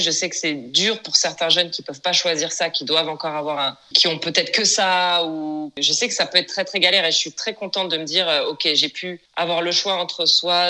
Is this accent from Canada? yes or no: no; France; moved away as an adult; now in Los Angeles, United States; Je suis française et je vis à présent à Los Angeles. Ça fait maintenant plus de dix ans.